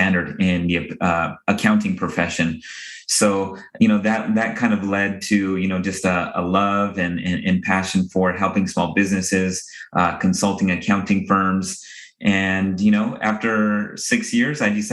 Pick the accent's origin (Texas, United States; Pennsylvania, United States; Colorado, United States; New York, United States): Colorado, United States; Denver; when I was growing up in Denver